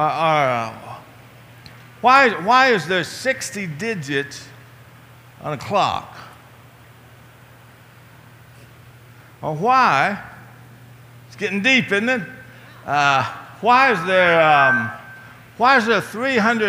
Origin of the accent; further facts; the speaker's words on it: Appalachia, Virginia, United States; moved away; my hometown of Appalachia